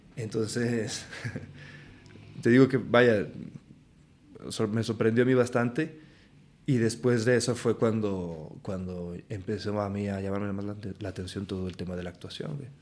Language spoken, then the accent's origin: Spanish; Aguascalientes, Mexico; moved away as an adult; also born or lived in Morelia, Michoacán; now in Mexico City, Mexico; mi acta de nacimiento dice lo contrario, pero vaya, yo crecí en Aguascalientes